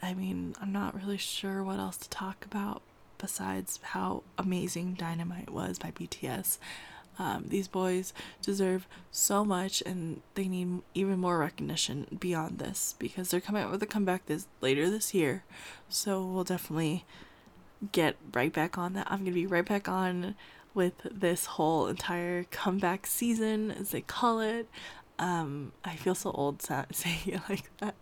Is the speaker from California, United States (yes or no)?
yes; California, United States; I grew up in California